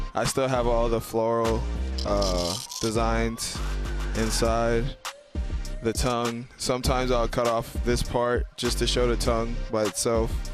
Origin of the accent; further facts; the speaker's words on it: Bahamas; I'm from the Bahamas